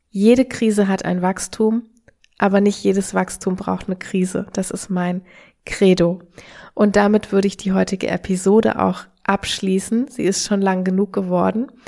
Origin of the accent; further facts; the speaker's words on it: Germany; also born or lived in Australia; wir, wir malen uns immer gerne als Deutsche aus